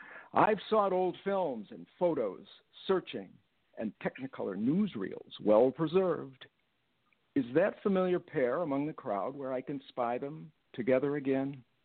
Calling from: Rochester, New York, United States; I'm in Rochester, New York.

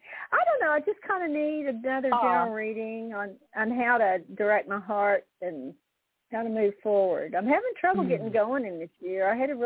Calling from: Texas, United States

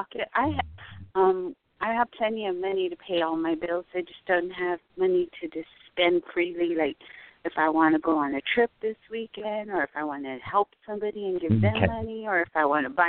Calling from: Arizona, United States; I'm calling from Arizona

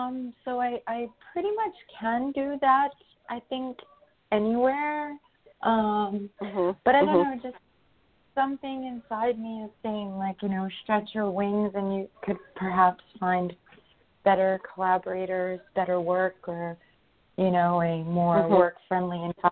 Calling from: New York, United States; I'm in New York.

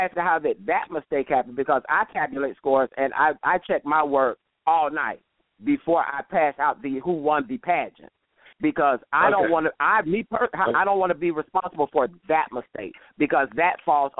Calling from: Gainesville, Florida, United States; I'm doing very well. I'm from Gainesville, Florida.

